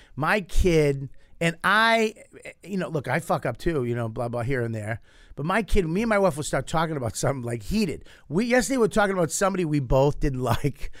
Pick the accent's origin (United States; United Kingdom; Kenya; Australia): United States; Boston, Massachusetts; I grew up in Boston.